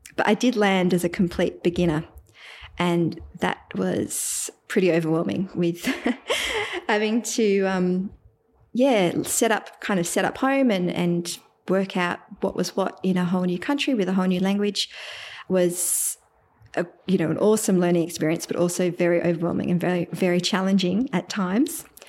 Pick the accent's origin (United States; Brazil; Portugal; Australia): Australia; Melbourne, Victoria; first language English; now in Geelong, Australia; I'm from Melbourne, Australia, and I live in Geelong now, which is about an hour outside of Melbourne